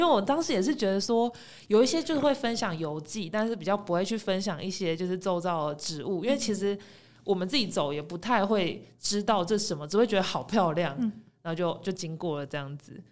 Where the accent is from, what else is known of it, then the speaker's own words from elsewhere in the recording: Taiwan; 原来我们台湾有这个需要去解决的部分